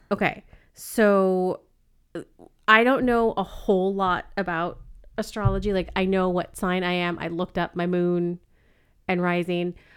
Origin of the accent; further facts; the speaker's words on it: Ventura, California, United States; I was born in Ventura, California